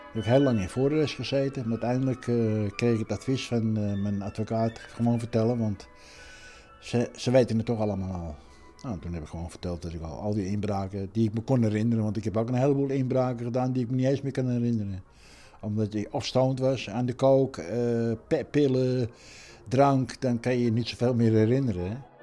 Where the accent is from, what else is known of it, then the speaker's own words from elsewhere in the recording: Netherlands; ik ben Hollander in een Hollands café.